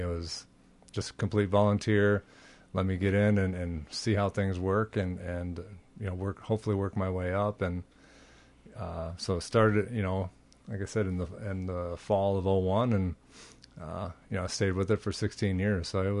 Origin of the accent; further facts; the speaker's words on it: Minneapolis, Minnesota, United States; No, I'm from Minneapolis.